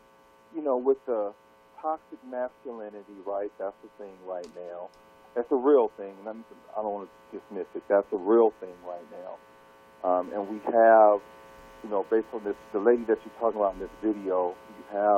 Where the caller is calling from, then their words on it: Seattle, Washington, United States; I'm calling from Seattle, Washington.